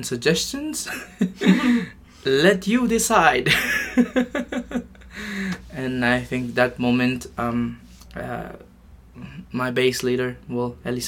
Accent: Japan; moved away; also born or lived in Philippines; I'm from Japan and Philippines

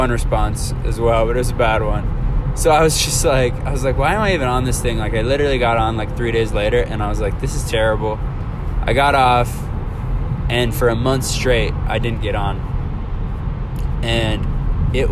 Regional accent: Alaska, United States; moved away; I was back home. I'm from Alaska. I was back home

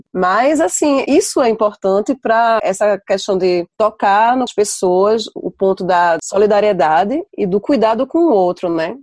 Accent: Brazil; now in Tours, France

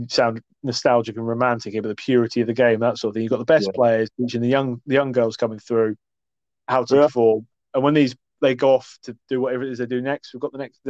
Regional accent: England, United Kingdom; also born or lived in Glasgow, Scotland; Glasgow. And I hate to say this because that is my hometown. That's where I was born. I know it doesn't sound it. I grew up in England, went back and lived in Scotland for a while.

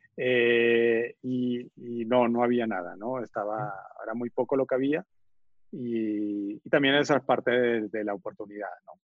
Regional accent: Venezuela; moved away as an adult; also born or lived in Argentina / Colombia / Boston, United States / New York, United States; now in Mexico; nací en Argentina, Crecí en Venezuela eh, y, ahí estudié ingeniería de computación.

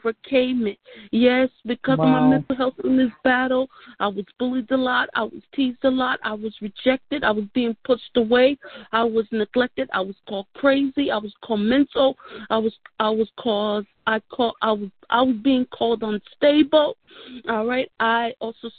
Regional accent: New York City, New York, United States; I'm originally from Brooklyn, New York. I'm a Brooklyn, New York native

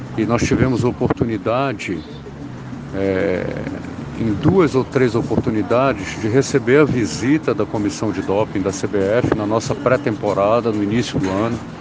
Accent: Belém, Pará, Brazil; moved away as an adult; also born or lived in Rio de Janeiro; eu sou paraense, fui criado em Belém do Pará

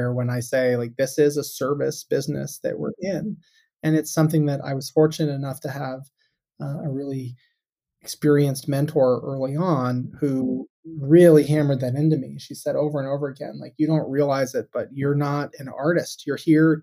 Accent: Tucson, Arizona, United States; moved away as an adult; now in Boston, United States; I grew up in Tucson, Arizona

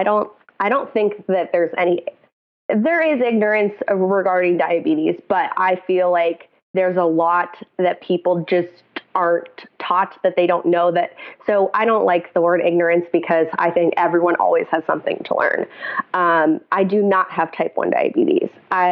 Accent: Cincinnati, Ohio, United States; now in New Orleans, United States; I was not. I grew up in Cincinnati, Ohio. I moved to New Orleans 4 years ago.

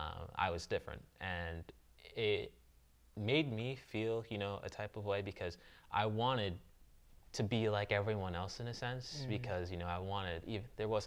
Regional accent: New Jersey, United States; moved away as an adult; now in Texas, United States; I was born in New Jersey, born and raised

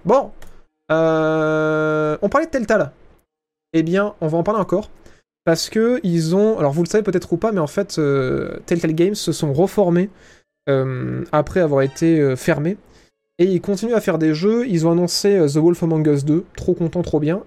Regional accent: France; accent: French; mon putain d'accent français dégueulasse

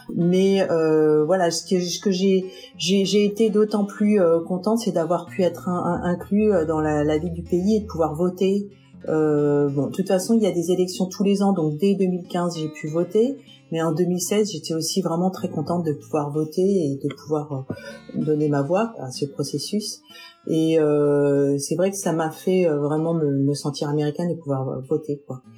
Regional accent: France; moved away as an adult; now in United States; je viens de France

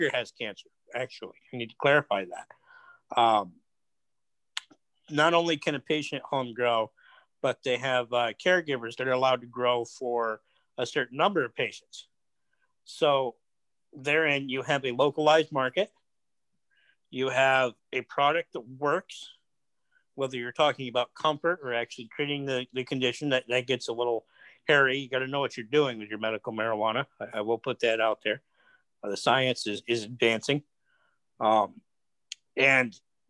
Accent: United States; as an American

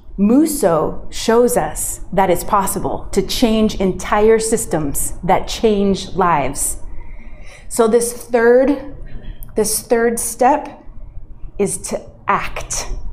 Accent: United States; moved away; my home country of the US

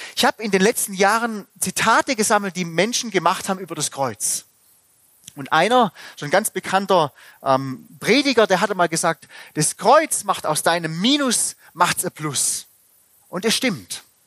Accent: Germany; bei uns in Deutschland

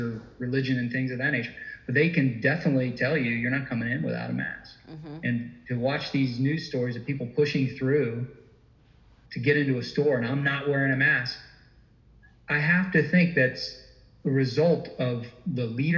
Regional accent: Deep South, United States; I'm a Southern boy. I was born and raised in the Deep South.

